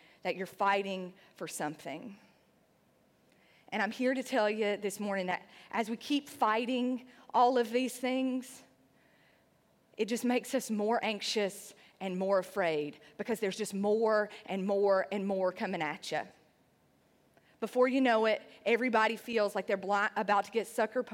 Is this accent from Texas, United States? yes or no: no; Sandy Ridge, North Carolina, United States; moved away as an adult; also born or lived in Nashville, Tennessee; I was a girl from Sandy Ridge, North Carolina. It's a rural town in the hills of North Carolina